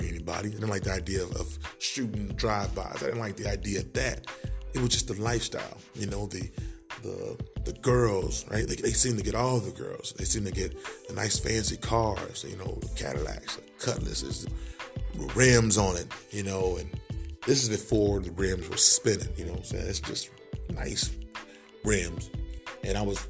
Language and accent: English; Oklahoma, United States; also born or lived in Greenville, Mississippi; That's where I was born, in Greenville, Mississippi. Raised in Oklahoma.